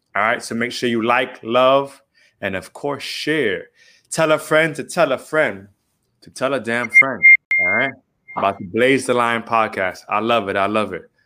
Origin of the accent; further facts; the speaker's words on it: Miami, Florida, United States; we just are born and raised in Miami